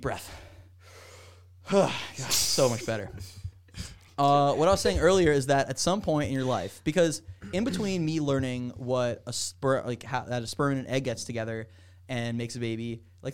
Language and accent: English; Miami Beach, Florida, United States; also born or lived in Weston, Florida; I grew up in Miami Beach, and I moved from Miami Beach to Weston, Florida when I was 11. So my entire childhood was in Miami Beach